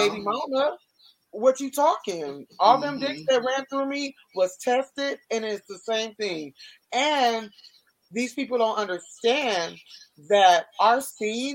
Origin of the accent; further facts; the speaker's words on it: California, United States; moved away; also born or lived in Miami; I'm born and raised in California